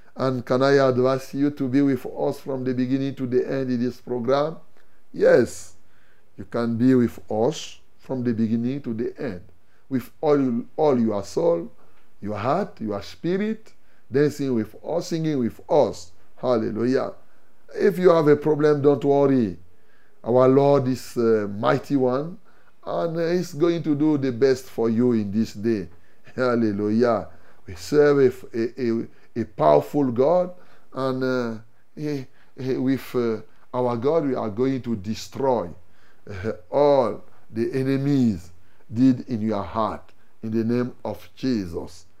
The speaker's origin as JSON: {"language": "French", "country": "Cameroon", "said": "chez nous, au Cameroun"}